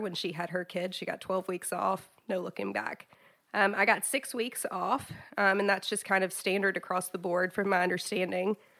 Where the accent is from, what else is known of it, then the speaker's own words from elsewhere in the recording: South Georgia, United States; now in Chattanooga, United States; I'm from South Georgia. I grew up in small town South Georgia